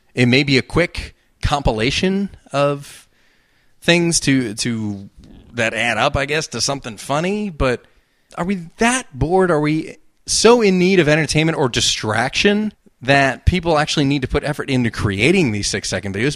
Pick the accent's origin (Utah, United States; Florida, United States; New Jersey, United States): New Jersey, United States; accent: Jersey; that Jersey accent